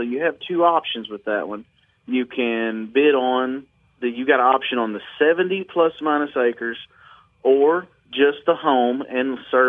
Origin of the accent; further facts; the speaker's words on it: Mississippi River bottoms, United States; I come from the Mississippi River bottoms.